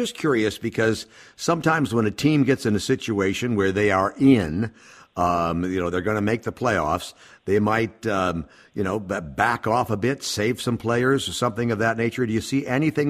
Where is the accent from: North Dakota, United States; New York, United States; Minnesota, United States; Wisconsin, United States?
Minnesota, United States; I'm from Minnesota